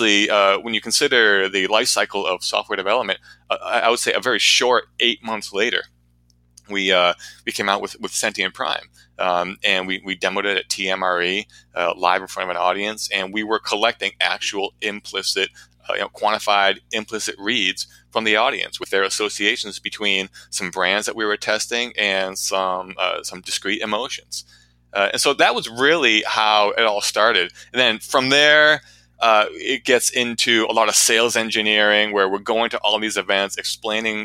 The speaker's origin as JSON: {"language": "English", "town": "Portsmouth", "region": "New Hampshire", "country": "United States", "tie": "born or raised there", "said": "my hometown here in Portsmouth, New Hampshire"}